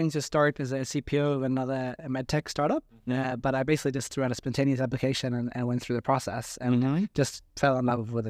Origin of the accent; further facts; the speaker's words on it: Sweden; moved away as an adult; also born or lived in Australia; Yeah, so I mean, I'm originally Swedish.